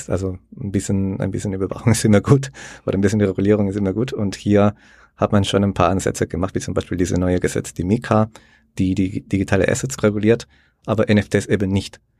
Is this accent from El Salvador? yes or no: yes; El Salvador; ich komme aus El Salvador, der sehr liberal ist, sage ich mal, mit den ganzen äh, Blockchain-Entwicklungen. Also bei uns ist äh, Bitcoin die Nationalwährung mittlerweile.